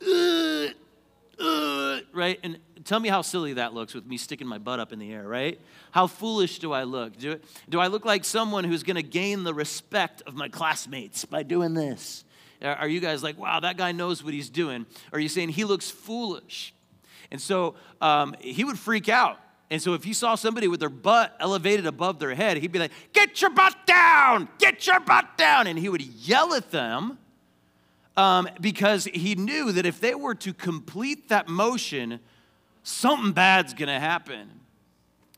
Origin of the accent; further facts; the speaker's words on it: Payson, Arizona, United States; I grew up in Payson, Arizona, went to high school